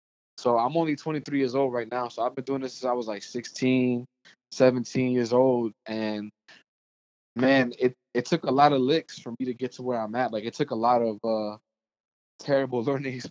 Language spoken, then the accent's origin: English; New York City, New York, United States; now in Atlanta, United States; I was born and raised in Brooklyn, New York